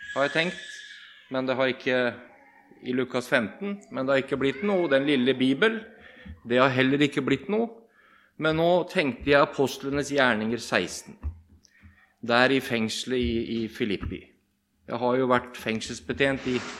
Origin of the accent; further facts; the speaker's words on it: Bamble, Telemark, Norway; moved away as an adult; now in Rogaland, Norway; Jeg kommer fra Bamble i Telemark. Og vi kaller oss for bamlinger